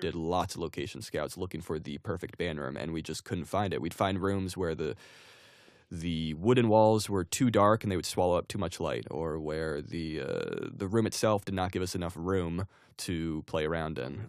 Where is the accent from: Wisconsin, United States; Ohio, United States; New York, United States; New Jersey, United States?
New Jersey, United States; I grew up in New Jersey